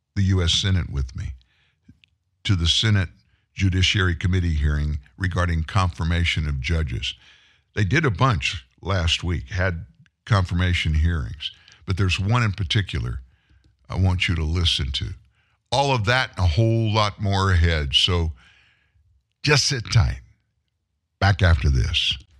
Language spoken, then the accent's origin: English; the South, United States; I grew up in the South